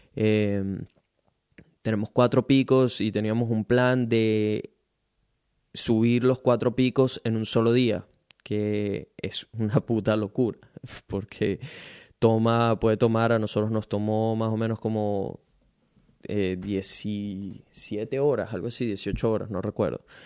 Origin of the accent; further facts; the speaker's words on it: Venezuela; now in Brisbane, Australia; soy un venezolano latino que vive en Brisbane, Australia